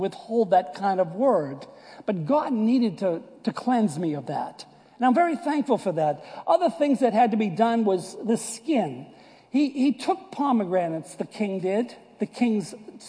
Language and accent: English; United States; moved away; also born or lived in Boston / New York; I was born and raised in Boston and New York area. You can clearly see that this is not deep South accent.